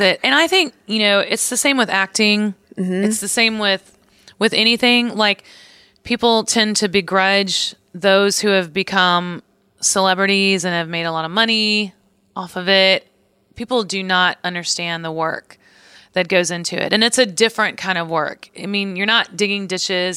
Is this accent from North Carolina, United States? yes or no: no; Missouri, United States; moved away; also born or lived in Nashville, Tennessee; I grew up in Missouri, so I was always like Missouri Tigers fan